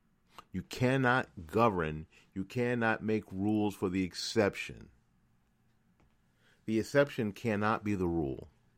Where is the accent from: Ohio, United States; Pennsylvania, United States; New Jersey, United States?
New Jersey, United States; So far, a lot better than my home state of New Jersey.